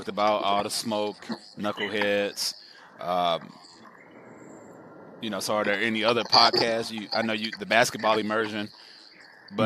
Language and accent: English; St. Louis, Missouri, United States; I grew up in Walnut Park